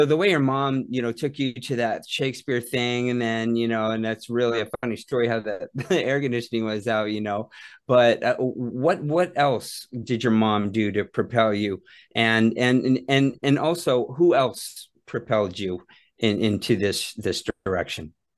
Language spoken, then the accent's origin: English; Phoenix, Arizona, United States; growing up in Phoenix